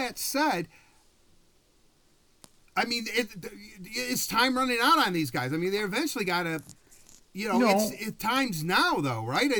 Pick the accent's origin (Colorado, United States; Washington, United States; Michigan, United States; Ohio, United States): Michigan, United States; Detroit; I grew up in Detroit.